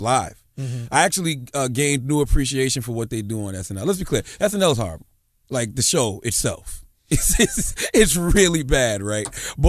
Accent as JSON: {"language": "English", "region": "South Carolina", "country": "United States", "said": "I'm from South Carolina, but I love Charlotte."}